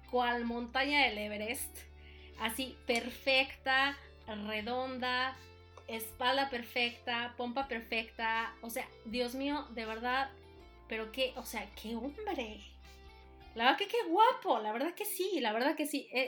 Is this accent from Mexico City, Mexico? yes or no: yes; Mexico City, Mexico; yo vengo pues de la Ciudad de México, ¿verdad? Vengo de una familia pues católica, ¿no?